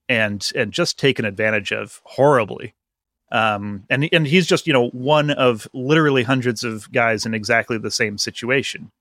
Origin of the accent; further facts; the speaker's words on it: Vermont, United States; I grew up in Vermont